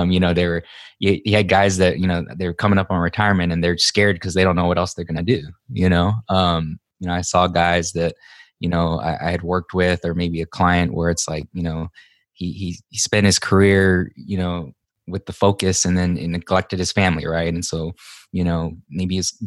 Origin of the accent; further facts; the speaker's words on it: Hawaii, United States; moved away as an adult; now in Texas, United States; I'm originally from Hawaii. I was born and raised there.